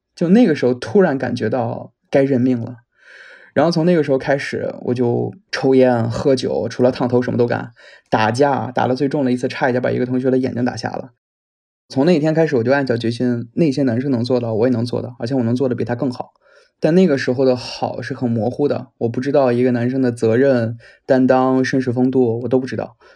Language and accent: Chinese; northern China, China; moved away as an adult; 我来自一个北方城市，今年二十八了，然后在国外留学了很多年